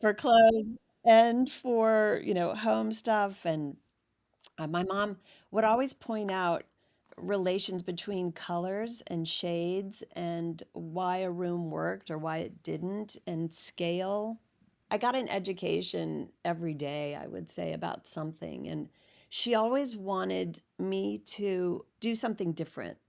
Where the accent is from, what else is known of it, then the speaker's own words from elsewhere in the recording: Washington, District of Columbia, United States; now in Los Angeles, United States; I grew up in Washington, D C